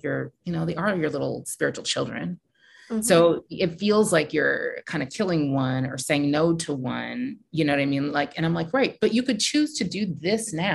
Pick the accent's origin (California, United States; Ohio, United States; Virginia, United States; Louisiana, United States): California, United States; Silicon Valley; I'm from Silicon Valley